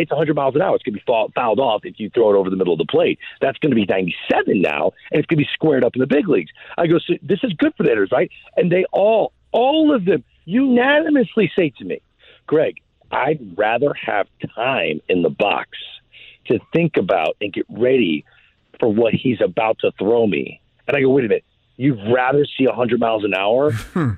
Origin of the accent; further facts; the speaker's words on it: St. Louis, Missouri, United States; I am from St. Louis